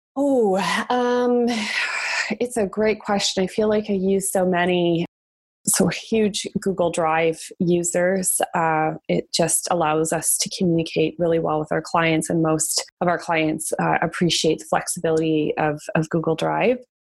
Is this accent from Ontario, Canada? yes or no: no; Calgary, Alberta, Canada; moved away as an adult; now in Toronto, Canada; growing up in Calgary is, is definitely where I got my entrepreneurial spirit from, like many Albertans